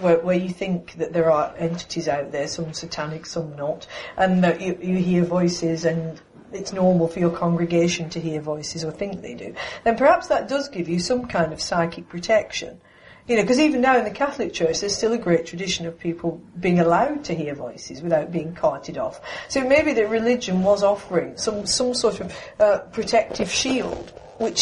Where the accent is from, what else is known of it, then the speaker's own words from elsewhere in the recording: United Kingdom; I'm British